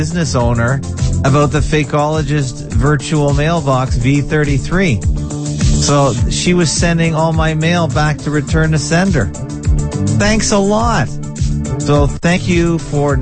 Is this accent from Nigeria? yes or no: no; Canada; I'm a Canadian though, just in name only